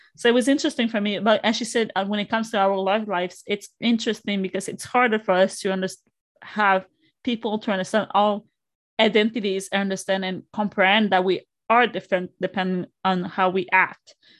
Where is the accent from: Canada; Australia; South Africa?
Canada; Quebec; first language Spanish; English is a second language; I'm from here in Canada